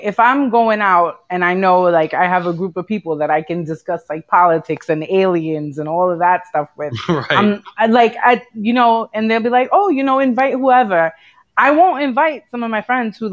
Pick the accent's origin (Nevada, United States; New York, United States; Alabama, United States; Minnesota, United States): New York, United States; New York City; growing up in Brooklyn